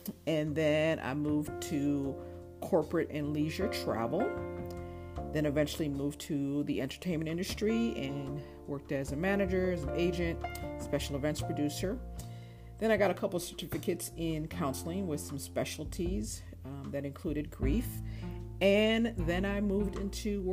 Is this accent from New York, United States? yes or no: no; Chicago, Illinois, United States; moved away as an adult; also born or lived in Montreal, Canada / Florida / Nashville, Tennessee / Phoenix, Arizona; now in Los Angeles, United States; I was born right outside of Montreal. Though I was raised in Chicago, so Chicago is home for me. I lived there from the age of 5 till about 20